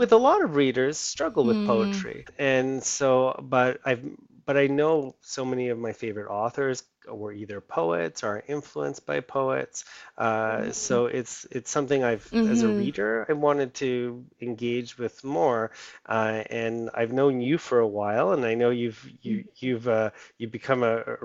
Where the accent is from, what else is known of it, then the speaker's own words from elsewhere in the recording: Chile; moved away; I'm from Chile